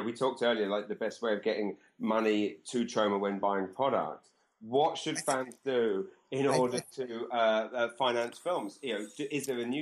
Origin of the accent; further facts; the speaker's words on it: Maidenhead, South East England, United Kingdom; moved away as an adult; also born or lived in South London; now in Canada; I was born in a place called Maidenhead, and, and that's where I grew up.